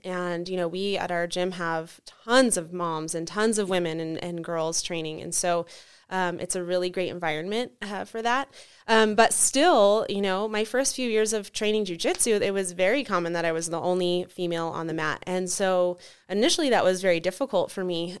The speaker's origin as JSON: {"language": "English", "town": "Carson City", "region": "Nevada", "country": "United States", "tie": "born or raised there", "also_born_or_lived": "Reno, Nevada", "said": "I was born and raised in Carson and have lived in Reno most of my adult life"}